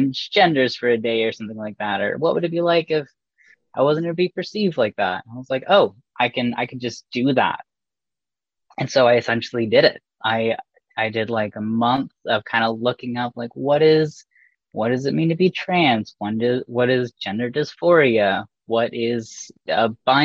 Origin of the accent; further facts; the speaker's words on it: Port Sydney, Ontario, Canada; growing up in Port Sydney, little blip of 800 people